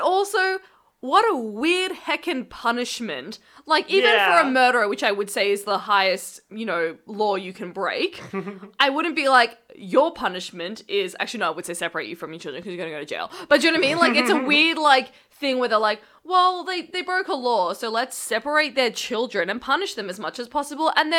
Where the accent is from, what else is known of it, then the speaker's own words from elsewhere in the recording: Australia; in Australia, we're like, you know, we love being Aussie